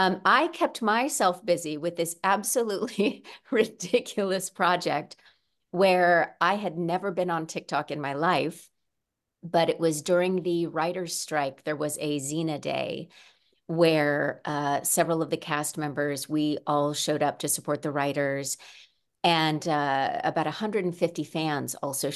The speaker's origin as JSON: {"language": "English", "region": "Midwest", "country": "United States", "said": "I come initially from the Midwest, though I've lived in California for a long time now."}